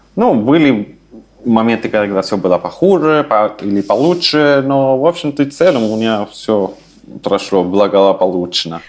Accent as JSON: {"language": "Russian", "town": "Santiago", "region": "Santiago Metropolitan Region", "country": "Chile", "tie": "born or raised there", "also_born_or_lived": "Saint Petersburg, Russia", "first_language": "Spanish", "second_language": "Russian", "moved": "as an adult", "lives_now": "Vienna, Austria", "said": "Я родился в Чили, э, в столице, это Сантьяго"}